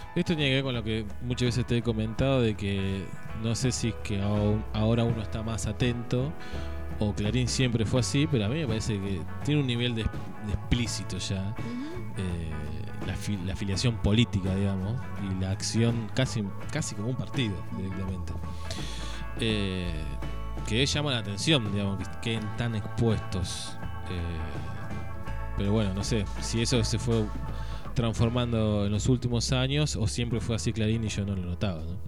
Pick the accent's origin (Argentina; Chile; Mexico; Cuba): Argentina; Suipacha, Buenos Aires Province; Me siento discriminada por ser ciudadano de Cipacha